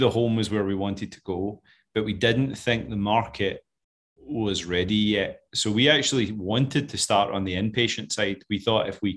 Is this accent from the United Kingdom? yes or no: yes; Scotland, United Kingdom; moved away